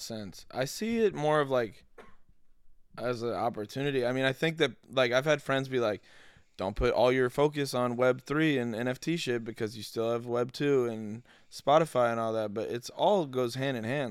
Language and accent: English; Denver, Colorado, United States; now in Los Angeles, United States; I'm from Denver